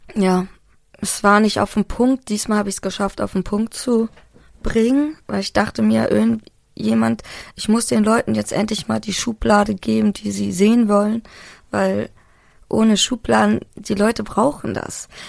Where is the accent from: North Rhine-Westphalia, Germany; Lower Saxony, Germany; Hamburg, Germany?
Hamburg, Germany; moved away; ich bin Hamburgerin und das merkt man auch in meiner Sprache